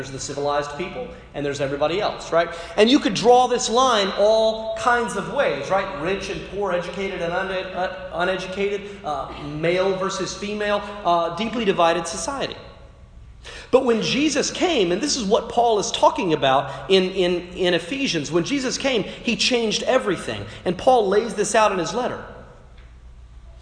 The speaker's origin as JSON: {"language": "English", "region": "North Carolina", "country": "United States", "moved": "yes", "lives_now": "Washington, D.C., United States", "said": "I'm from North Carolina"}